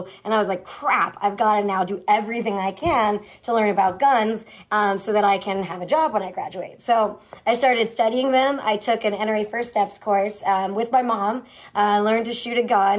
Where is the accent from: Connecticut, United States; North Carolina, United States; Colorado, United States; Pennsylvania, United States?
Pennsylvania, United States; Pittsburgh; I'm from Pittsburgh, Pennsylvania, and so people think I would be because it's a big hunting community.